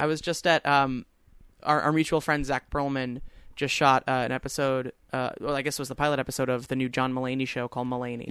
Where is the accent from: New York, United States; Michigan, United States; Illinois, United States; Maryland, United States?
New York, United States; Long Island; I said, Long Island.